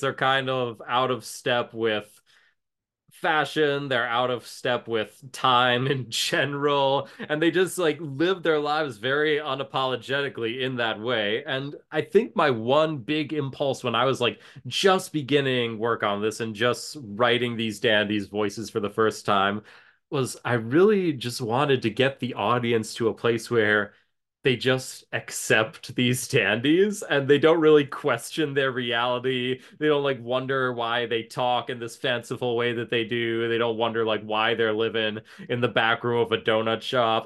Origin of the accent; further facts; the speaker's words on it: Ann Arbor, Michigan, United States; I had great community theater in my hometown, Ann Arbor, Michigan